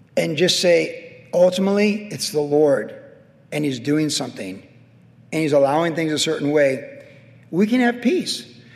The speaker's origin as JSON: {"language": "English", "country": "United States"}